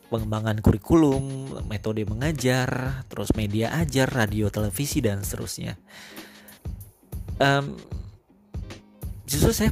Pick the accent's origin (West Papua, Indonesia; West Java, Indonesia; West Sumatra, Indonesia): West Sumatra, Indonesia; Padang; born there; saya terima kenyataan bahwa saya harus berkuliah di Padang di mana itu adalah kampung